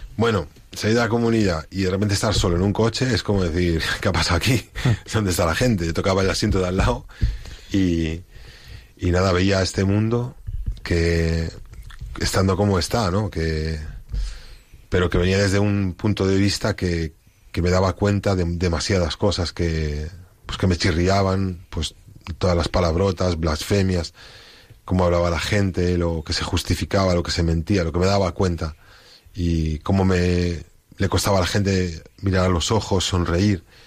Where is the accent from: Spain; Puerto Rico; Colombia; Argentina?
Spain; moved away; soy el único español que hay en comunidad